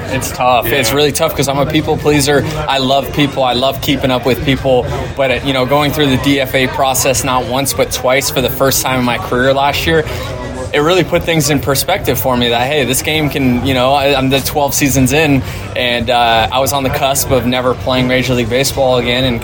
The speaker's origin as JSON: {"language": "English", "town": "Tampa", "region": "Florida", "country": "United States", "tie": "born or raised there", "said": "you're in Tampa? Do you not have to worry about that as much? Yeah, I think more uh, just so it's my hometown."}